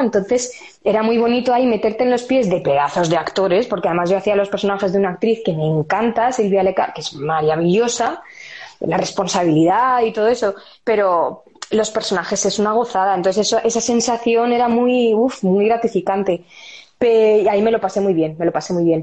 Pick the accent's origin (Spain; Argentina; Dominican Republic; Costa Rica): Spain; moved away as an adult; also born or lived in London, United Kingdom; Yo soy española, española.